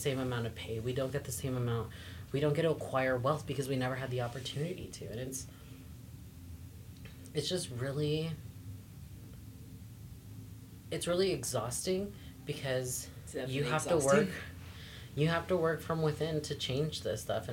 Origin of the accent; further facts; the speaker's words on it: the Valley, California, United States; I grew up here in the Valley